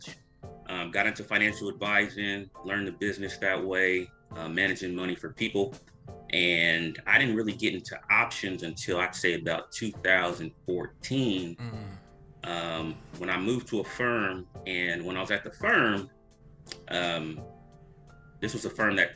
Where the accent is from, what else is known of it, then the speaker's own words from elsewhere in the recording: Nigeria; I'm Nigerian